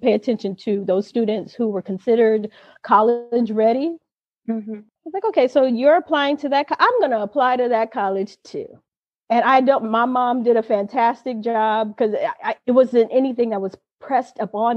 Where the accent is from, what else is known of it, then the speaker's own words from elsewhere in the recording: Inglewood, California, United States; I grew up in Inglewood